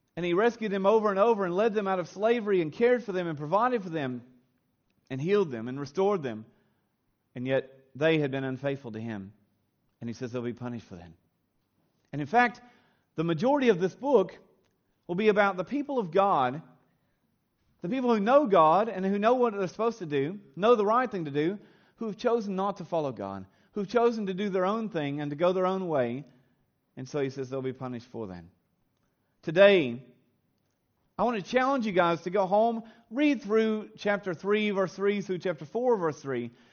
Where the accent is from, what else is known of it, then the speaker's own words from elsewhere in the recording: Kentucky, United States; moved away as an adult; now in Australia; I was raised on a, a small little farm in a simple little town in the hills of Kentucky, in the good old U.S. of A.